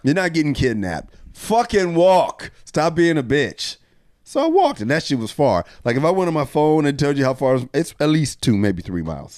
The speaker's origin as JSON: {"language": "English", "town": "Rialto", "region": "California", "country": "United States", "tie": "born or raised there", "said": "I'm from Rialto, California"}